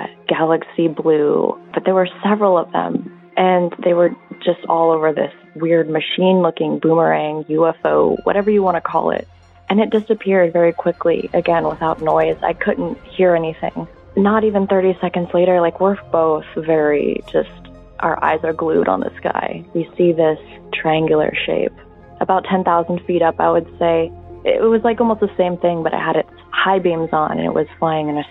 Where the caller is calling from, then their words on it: Seattle, Washington, United States; I'm calling from Seattle, Washington.